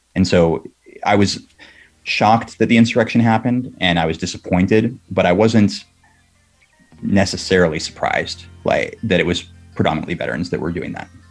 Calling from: South San Francisco, California, United States; I'm calling from South San Francisco.

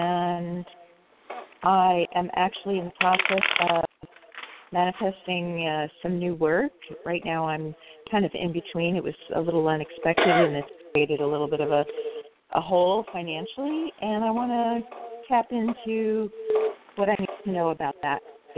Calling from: California, United States

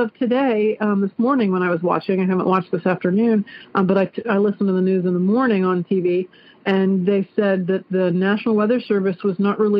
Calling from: Clarksville, Ohio, United States; also born or lived in Dayton, Ohio; I'm calling from Clarksville, Ohio.

